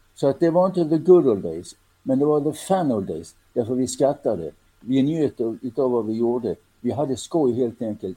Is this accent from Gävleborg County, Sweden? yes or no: no; Helsingborg, Skåne, Sweden; jag är född och växte upp i Helsingborg